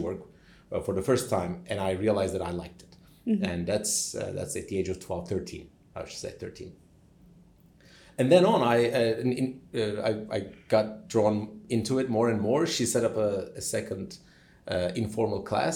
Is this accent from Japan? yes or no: no; Turkey; moved away as an adult; also born or lived in United States; now in Cambridge, United Kingdom; born and raised in Turkey